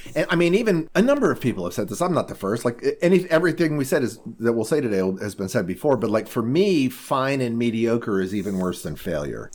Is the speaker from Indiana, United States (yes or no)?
yes; Indiana, United States; We're, we're both from Indiana.